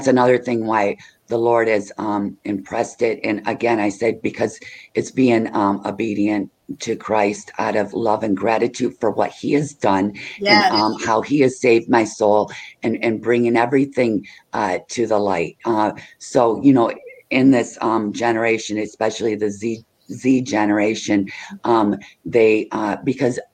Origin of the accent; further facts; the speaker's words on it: Michigan, United States; I'm from Michigan